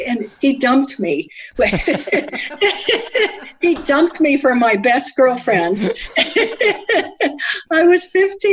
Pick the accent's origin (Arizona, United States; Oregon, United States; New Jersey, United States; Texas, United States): Arizona, United States; Tucson; we moved and moved and moved, and I mostly grew up in Tucson, different houses, but I grew up in Tucson in the years when there was one junior high for everybody and one high school for everybody.